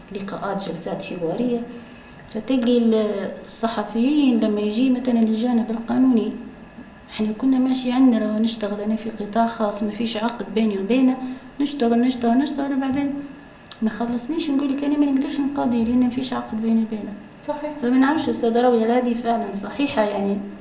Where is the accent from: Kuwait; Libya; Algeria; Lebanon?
Libya; accent: Libyan; بلهجتنا الليبية